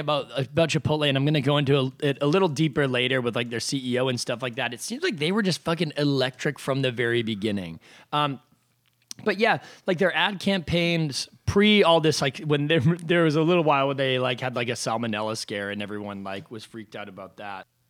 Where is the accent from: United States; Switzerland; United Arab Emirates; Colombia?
United States; New Hampshire; my hometown in New Hampshire